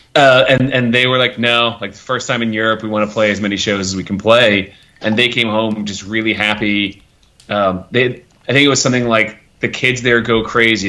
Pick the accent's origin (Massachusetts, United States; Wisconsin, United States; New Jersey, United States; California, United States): New Jersey, United States; also born or lived in Australia; now in Atlanta, United States; growing up in New Jersey, like I was lucky, like I was, I grew up in as a farm area, but I was an hour from New York and an hour from Philadelphia